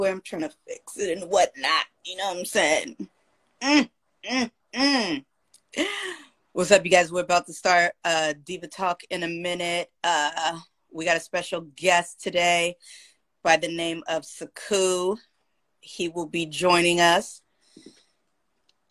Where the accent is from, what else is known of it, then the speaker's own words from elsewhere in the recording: San Jose, California, United States; In San Jose, my hometown